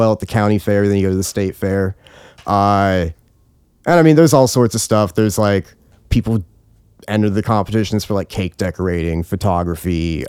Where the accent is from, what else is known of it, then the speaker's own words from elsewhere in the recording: Nebraska, United States; Nebraska State Fair. I was raised in Nebraska. I was raised by, on a more conservative side and the more Christian side.